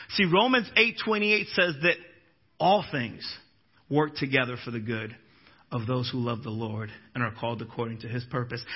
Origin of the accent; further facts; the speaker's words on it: Florida, United States; I'm a Floridian but I'm also a Minnesotan